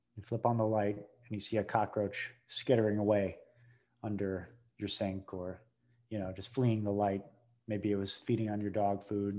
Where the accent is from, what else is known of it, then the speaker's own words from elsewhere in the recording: New England, United States; now in New Orleans, United States; I'm from New England.